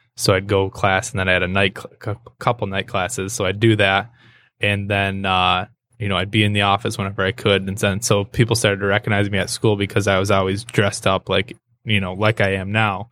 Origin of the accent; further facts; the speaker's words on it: Hartland, Michigan, United States; moved away as an adult; also born or lived in Saginaw, Michigan; now in Birmingham, United States; I grew up in Heartland.